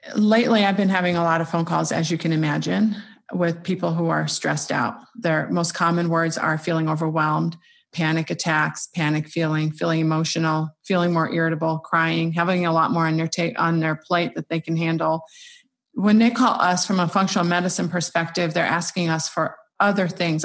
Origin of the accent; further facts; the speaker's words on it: Iraq; moved away; We grew up in Iraq